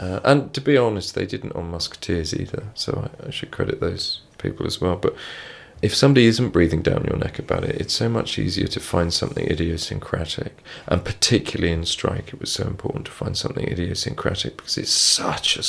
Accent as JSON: {"language": "English", "region": "England", "country": "United Kingdom", "said": "as English people"}